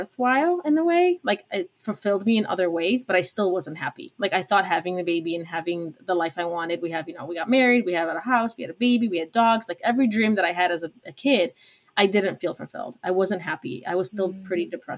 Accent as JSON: {"language": "English", "town": "Chicago", "region": "Illinois", "country": "United States", "tie": "born or raised there", "also_born_or_lived": "Poland", "said": "I moved to Chicago to the suburbs when I was 5 from Poland"}